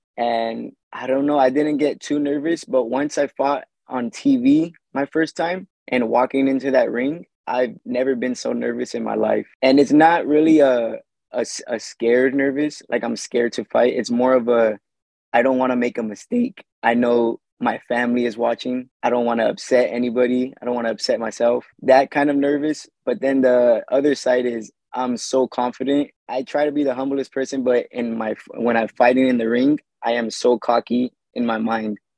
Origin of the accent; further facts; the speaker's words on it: Fontana, California, United States; We mostly grew up in Fontana, California